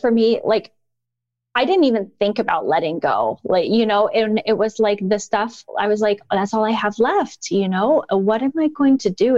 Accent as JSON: {"language": "English", "region": "Indiana", "country": "United States", "tie": "born or raised there", "also_born_or_lived": "China", "moved": "as an adult", "said": "I was back in my home state of Indiana"}